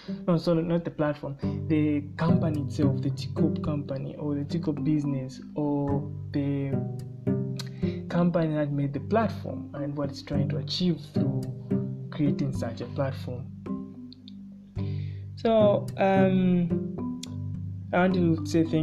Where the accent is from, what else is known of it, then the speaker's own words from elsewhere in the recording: Luanshya, Copperbelt Province, Zambia; moved away as an adult; now in Kalulushi, Zambia; Luansha in the Copper Belt, that's where I was raised